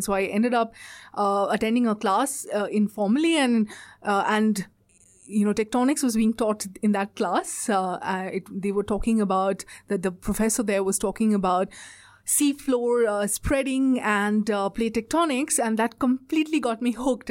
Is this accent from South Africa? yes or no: no; India; moved away as an adult; now in Australia; I'm from India, uh, and I've done all my education and everything is from India.